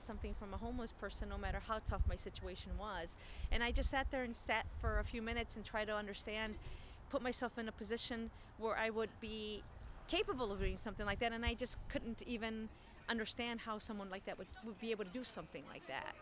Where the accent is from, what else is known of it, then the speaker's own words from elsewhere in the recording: Chicago, Illinois, United States; I was born in Chicago. Mm. Uh, I'm a Chicagoan